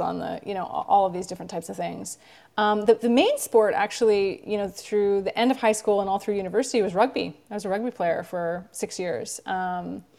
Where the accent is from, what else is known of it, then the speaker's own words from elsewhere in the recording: Vancouver, British Columbia, Canada; moved away; I grew up in Vancouver, Canada